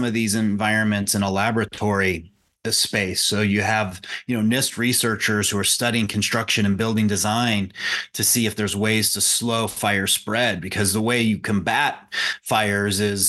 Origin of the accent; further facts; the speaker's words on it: Las Vegas, Nevada, United States; I'm from Las Vegas